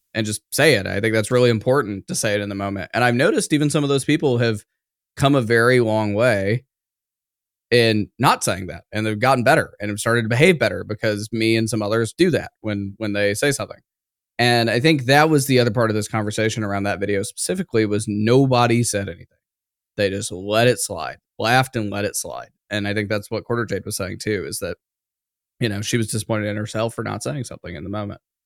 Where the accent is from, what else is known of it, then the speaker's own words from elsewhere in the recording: smaller town outside of Atlanta, Georgia, United States; I grew up in the South, a very racially unstable, uh, in, you know, smaller town outside of Atlanta